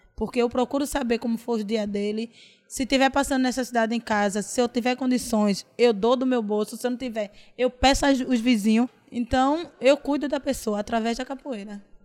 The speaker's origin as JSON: {"language": "Portuguese", "area": "Santo Amaro", "region": "Pernambuco", "country": "Brazil", "tie": "born or raised there", "also_born_or_lived": "Paulista"}